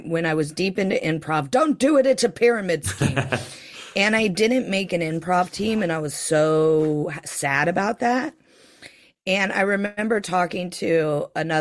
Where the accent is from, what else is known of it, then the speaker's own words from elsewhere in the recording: Greenville, Ohio, United States; now in London, United Kingdom; I'm from Greenville, Ohio. I live in central London